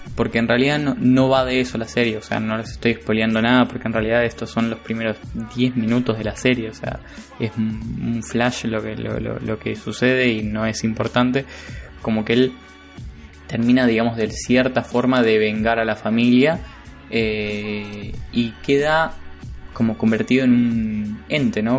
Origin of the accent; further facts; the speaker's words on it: Argentina; nosotros como argentinos